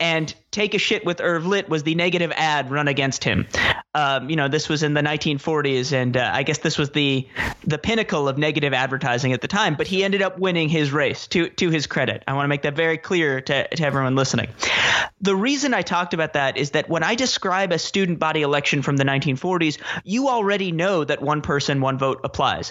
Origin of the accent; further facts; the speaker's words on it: New York City, New York, United States; I grew up in Manhattan